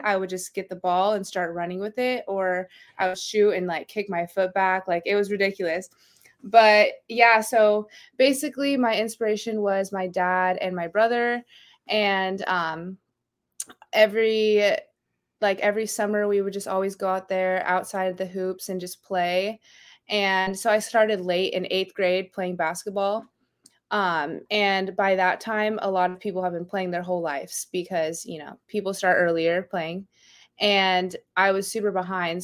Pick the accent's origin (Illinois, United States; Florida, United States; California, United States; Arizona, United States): Arizona, United States; Gilbert; moved away as an adult; also born or lived in Eastern New Mexico; now in La Mirada, United States; I'm actually from Gilbert, Arizona